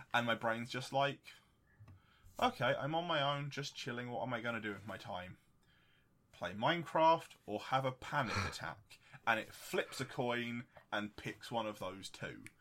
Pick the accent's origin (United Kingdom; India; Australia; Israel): United Kingdom